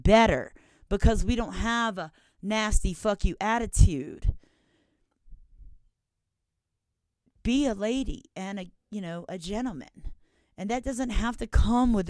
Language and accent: English; Louisiana, United States; I'm from Louisiana